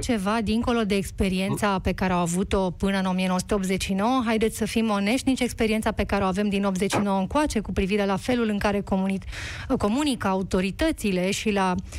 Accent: Romania; noi ca români

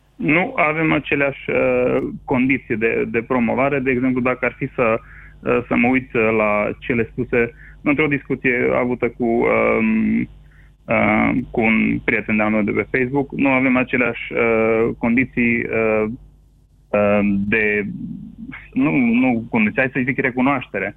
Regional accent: Transylvania, Romania; moved away as an adult; also born or lived in California; now in Toronto, Canada; sunt ca și ardelean stabilit în străinătate

